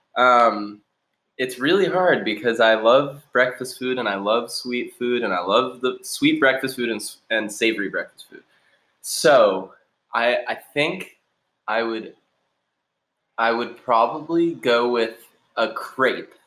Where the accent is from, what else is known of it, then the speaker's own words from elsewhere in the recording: Newton, Massachusetts, United States; also born or lived in Colorado / Somerville; I grew up in Newton